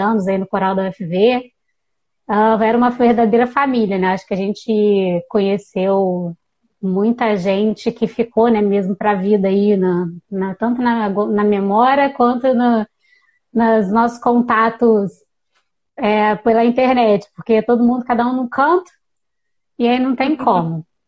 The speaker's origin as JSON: {"language": "Portuguese", "town": "Volta Redonda", "region": "Rio de Janeiro", "country": "Brazil", "also_born_or_lived": "Viçosa, Minas Gerais", "said": "Eu sou de Volta Redonda, no sul do estado do Rio"}